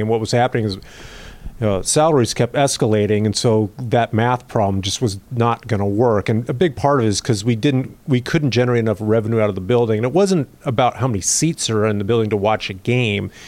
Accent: Mercer Island, Washington, United States; I grew up on Mercer Island

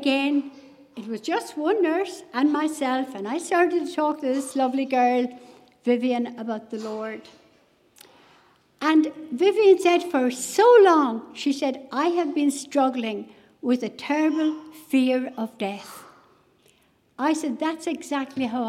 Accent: West Cork, Munster, Ireland; moved away; I was brought up in a Christian home away in West Cork.

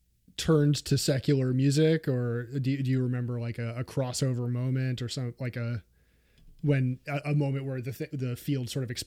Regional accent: New Jersey, United States; growing up in Jersey, I feel like that was, you know, especially during that era, so much of what I think of like the like New Jersey bands were that like sort of harder edge pop punk and emo kind of stuff.

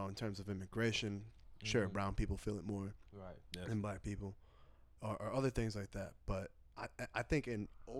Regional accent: United States; United States

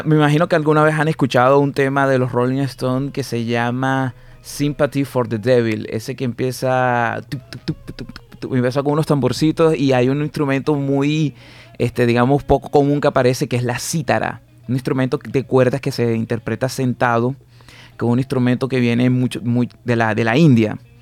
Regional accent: Barranquilla, Atlántico, Colombia; Yo soy netamente barranquillero y por así decirlo, básicamente soy del gueto. O sea, yo me crié eh, pateando bolas de trapo

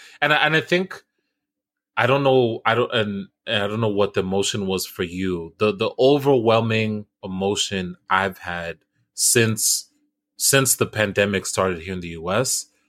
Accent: United States; At the end of the day, I'm still American.

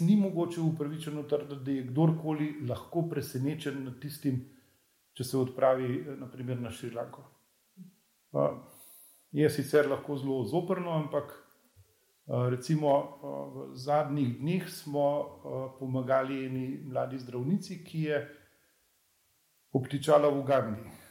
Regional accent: Upper Carniola, Slovenia; jaz sem sicer gorenc

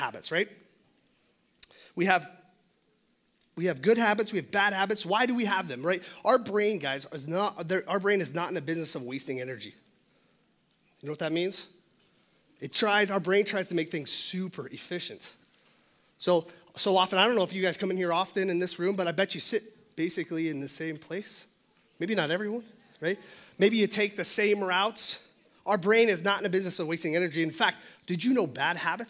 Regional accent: Billings, Montana, United States; also born or lived in Los Angeles; I'm born and raised in Billings, Montana. This is my home.

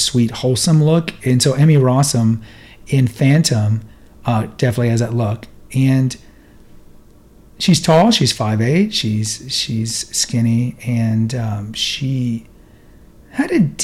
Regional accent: Houston, Texas, United States; I grew up in Houston.

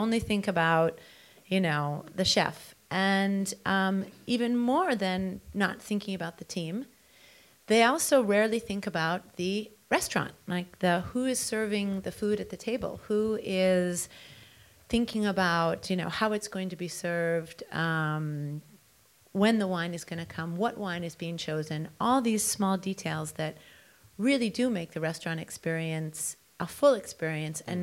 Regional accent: New York, United States; growing up as a New Yorker

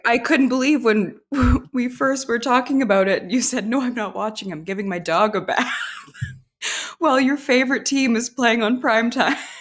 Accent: Canada; I was alive in the eighties as a Canadian infant

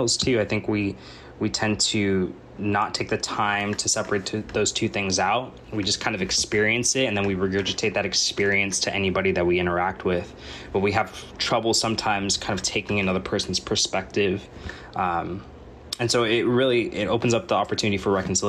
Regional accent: United States; I was born in America and raised in America

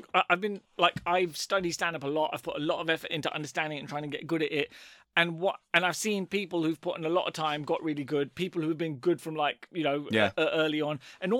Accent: London, United Kingdom; I'm from London.

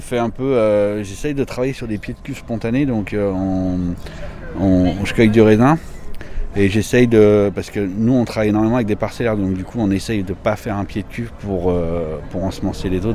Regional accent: Beaujolais, Auvergne-Rhône-Alpes, France; je suis natif d'Audena donc oui, je suis natif du Beaujolais

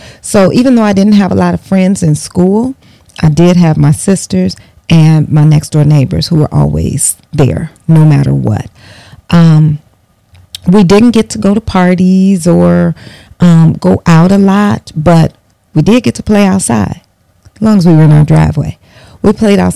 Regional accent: Bellwood, Illinois, United States; I grew up in Bellwood, Illinois, a western suburb of Chicago

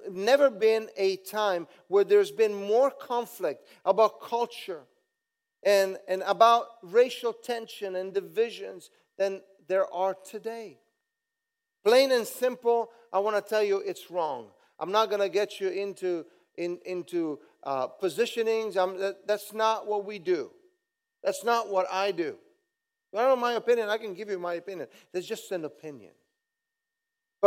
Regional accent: Southern Italy, Italy; moved away; I'm a southern boy from another country, Italy.

